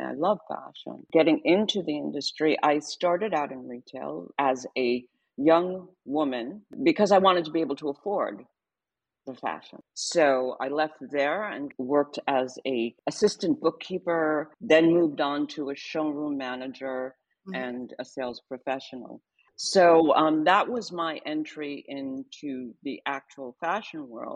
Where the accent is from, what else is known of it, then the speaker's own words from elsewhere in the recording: New York City, New York, United States; growing up in Harlem